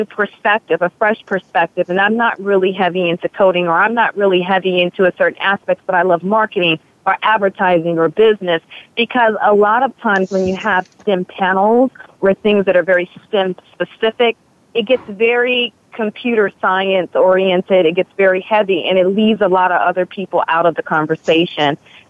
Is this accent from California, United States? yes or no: no; Chicago, Illinois, United States; moved away as an adult; now in Los Angeles, United States; I came to Los Angeles from Chicago, it was more about entertainment, and I was very invested in that.